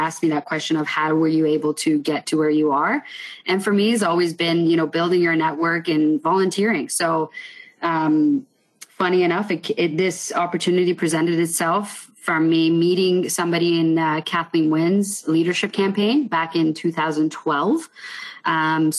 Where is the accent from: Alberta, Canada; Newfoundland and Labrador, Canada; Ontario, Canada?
Ontario, Canada; Richmond Hill; also born or lived in Iran; I was born in Iran. And as long as I can remember, you know, my dad was always traveling around the world. He's now retired, had a trade company that he eventually transitioned over to Canada. So we moved straight to Richmond Hill